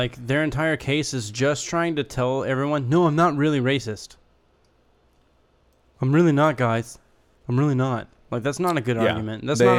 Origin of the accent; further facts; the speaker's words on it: United States; as an American